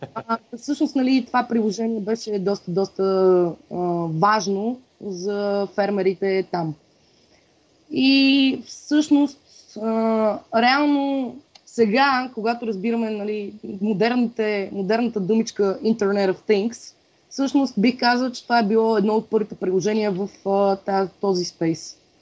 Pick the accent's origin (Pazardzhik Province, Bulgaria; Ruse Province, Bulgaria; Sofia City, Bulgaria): Sofia City, Bulgaria; Sofia; also born or lived in Blagoevgrad; аз съм си кореняк софиянка